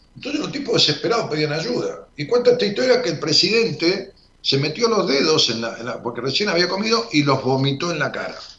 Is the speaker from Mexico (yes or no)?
no; Ramos Mejía, Buenos Aires Province, Argentina; allá por mi pueblo, por Robo Mejía